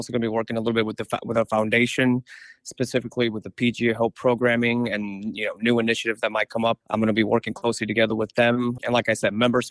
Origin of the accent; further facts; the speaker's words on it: Guatemala; now in United States; I'm from Guatemala